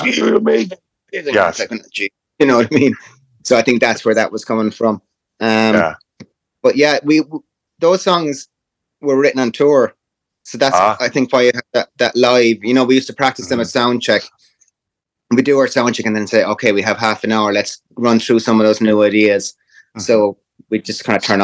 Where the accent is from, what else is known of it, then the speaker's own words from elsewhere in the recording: Ireland; We're Irish